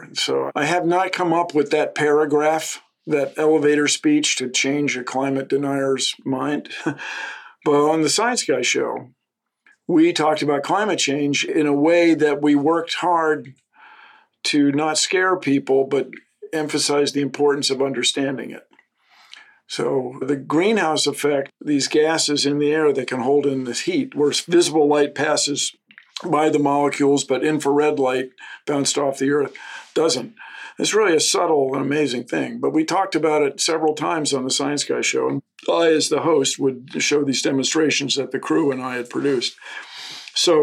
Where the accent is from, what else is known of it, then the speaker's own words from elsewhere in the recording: Washington, District of Columbia, United States; moved away; growing up in Washington, having access to the woods greatly affected my appreciation for nature.